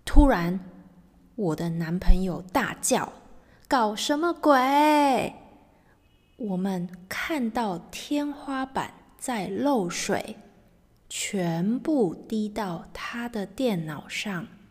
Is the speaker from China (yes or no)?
no; Taiwan; moved away as an adult; now in England, United Kingdom; 我是来自台湾的